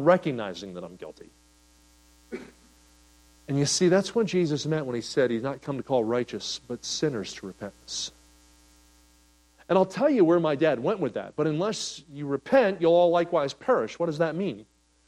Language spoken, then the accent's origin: English; Kansas City, Missouri, United States; I'm from Kansas City